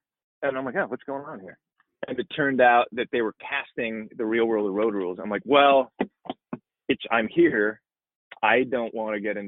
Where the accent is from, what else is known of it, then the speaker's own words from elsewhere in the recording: Milwaukee, Wisconsin, United States; moved away; also born or lived in Indiana; I grew up in Milwaukee, Wisconsin.